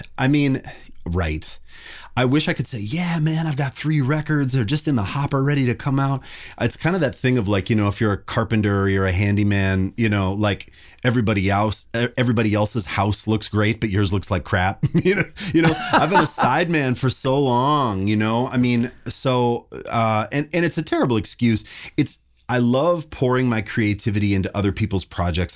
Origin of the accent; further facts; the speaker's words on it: Kalispell, Montana, United States; I grew up in Montana, this little town called Kalispell.